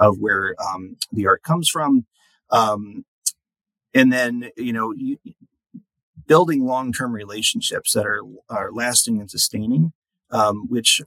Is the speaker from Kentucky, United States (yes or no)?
no; New York, United States; moved away as an adult; also born or lived in Oklahoma; now in Denver, United States; I grew up in New York